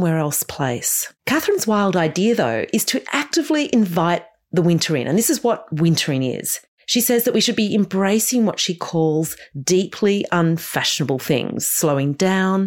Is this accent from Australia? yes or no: yes; Australia; as an Australian